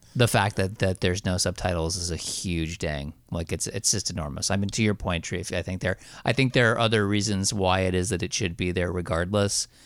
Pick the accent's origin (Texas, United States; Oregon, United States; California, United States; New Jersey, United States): New Jersey, United States; also born or lived in Astoria, Queens, New York; now in New York, United States; I'm from Jersey originally. I live in, I live in Astoria, Queens now.